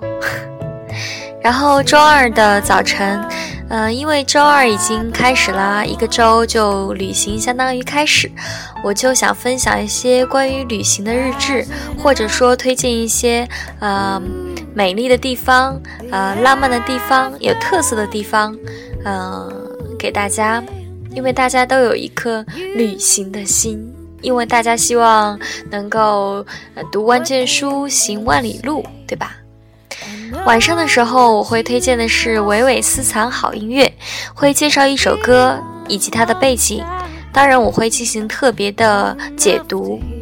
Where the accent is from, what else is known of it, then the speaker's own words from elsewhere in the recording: Qingdao, Shandong, China; 我是青岛人